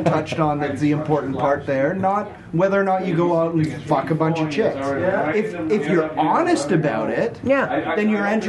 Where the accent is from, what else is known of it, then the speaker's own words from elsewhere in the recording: West Coast, British Columbia, Canada; also born or lived in Quebec / Squamish, British Columbia; I grew up on the West Coast.